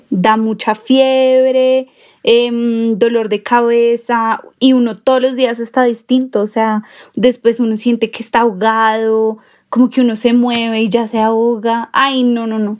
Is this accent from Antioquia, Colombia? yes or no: no; Bogotá, Colombia; somos de Bogotá